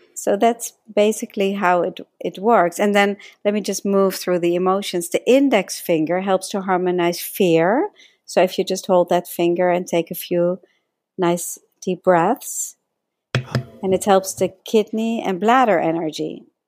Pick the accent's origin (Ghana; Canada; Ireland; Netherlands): Netherlands; accent: slight accent; moved away as an adult; now in United States; I came to United States when I was eighteen from Holland, uh, hence my slight accent